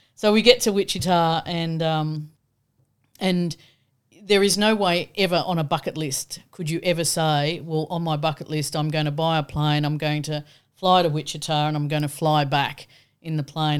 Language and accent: English; Australia; being the Aussie